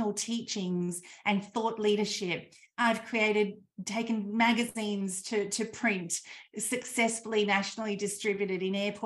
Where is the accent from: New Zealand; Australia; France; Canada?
Australia; I grew up in Australia in the country